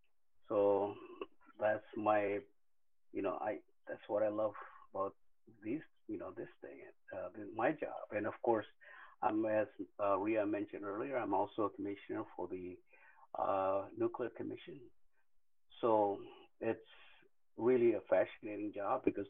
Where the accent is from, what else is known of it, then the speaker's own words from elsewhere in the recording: Marshall Islands; also born or lived in Kwajalein / Bikini Atoll; I am from the Marshall Islands